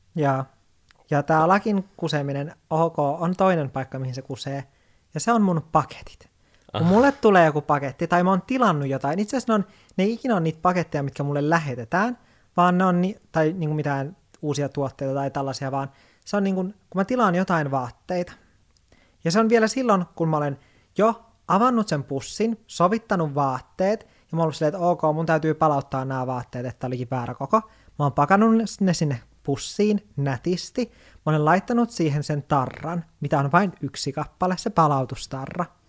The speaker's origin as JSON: {"language": "Finnish", "region": "Lapland", "country": "Finland", "tie": "born or raised there", "moved": "yes", "said": "olen Lapista kotoisin"}